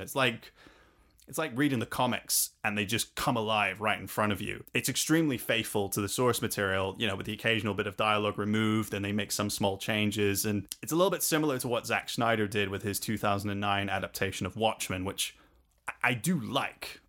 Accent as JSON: {"language": "English", "region": "London", "country": "United Kingdom", "tie": "born or raised there", "also_born_or_lived": "Salisbury", "moved": "yes", "lives_now": "Denmark", "said": "we moved from London to a quaint uh, from London to a quaint little village outside Salisbury and then to Denmark, where I'm currently, currently now living"}